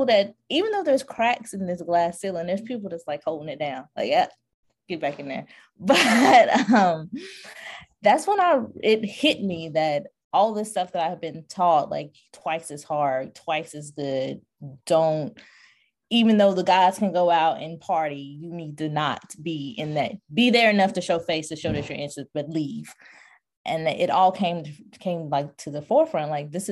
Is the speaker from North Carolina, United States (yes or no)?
yes; North Carolina, United States; I'm from North Carolina